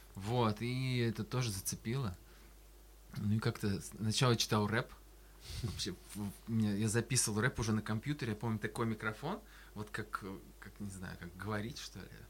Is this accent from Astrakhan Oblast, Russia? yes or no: yes; Astrakhan, Astrakhan Oblast, Russia; я из Астрахани